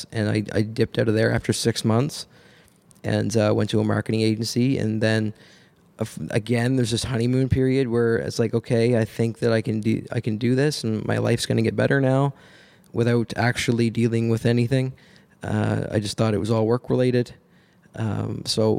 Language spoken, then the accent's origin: English; Nova Scotia, Canada; moved away as an adult; now in Hamilton, Canada; I'm from Nova Scotia originally